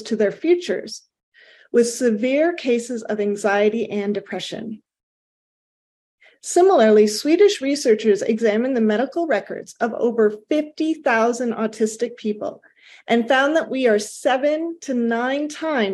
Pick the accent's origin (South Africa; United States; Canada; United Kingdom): Canada; I am Canadian